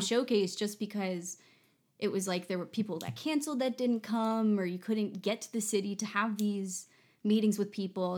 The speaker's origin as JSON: {"language": "English", "region": "New Jersey", "country": "United States", "said": "we're from New Jersey"}